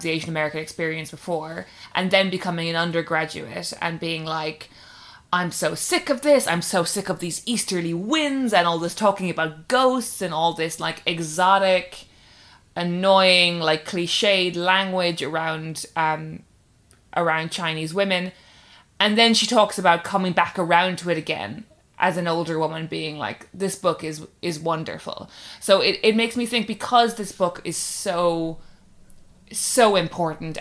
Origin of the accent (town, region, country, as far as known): Ireland